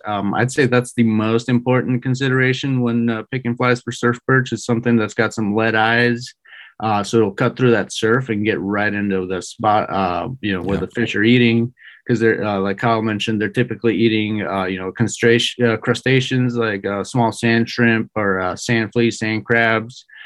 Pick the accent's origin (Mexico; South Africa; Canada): Mexico; moved away as an adult; also born or lived in San Diego / Bay Area; I was born and raised in Mexico